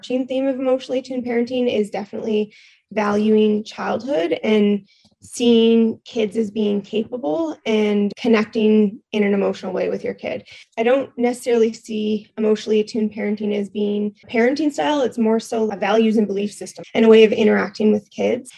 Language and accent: English; Ontario, Canada; moved away as an adult; now in Nova Scotia, Canada; I am out in Nova Scotia right now, but I'm originally from Ontario